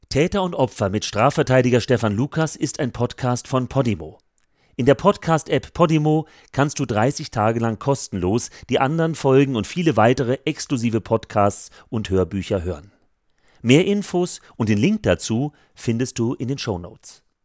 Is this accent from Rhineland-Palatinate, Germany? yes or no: no; Frankfurt am Main, Hesse, Germany; in meine Heimatstadt Frankfurt am Main